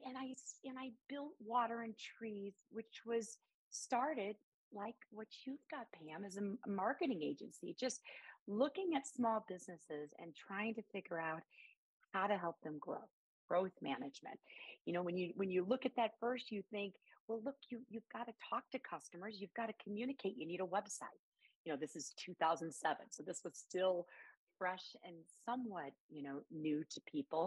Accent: near St. Louis, Illinois side, United States; moved away; also born or lived in Chicago, Illinois / Denver, Colorado; my hometown, you know, right on the border of St. Louis

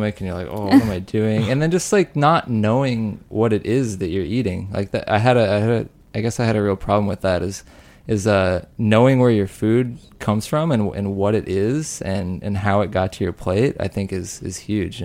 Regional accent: Rock Springs, Wyoming, United States; moved away; I'm from Rock Springs, Wyoming

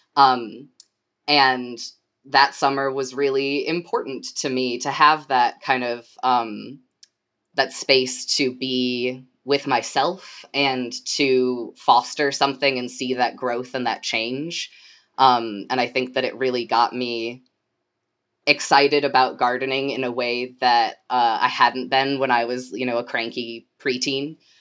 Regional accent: Portage, Michigan, United States; moved away as an adult; also born or lived in Kalamazoo, Michigan / Washington, D.C.; I grew up in Portage, which is the city right to the south of Kalamazoo

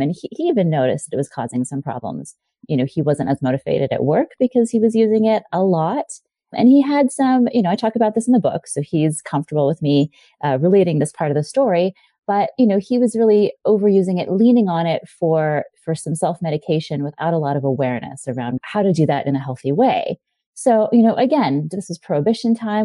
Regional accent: Hawaii, United States; I grew up in Hawaii

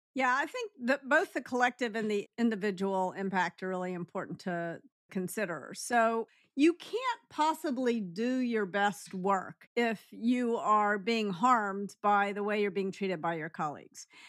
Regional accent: Memphis, Tennessee, United States; I grew up in Memphis.

